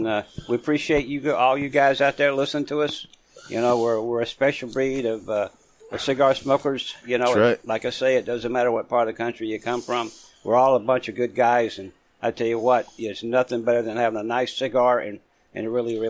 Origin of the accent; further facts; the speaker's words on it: Georgia, United States; now in Northeast, United States; where I grew up in Georgia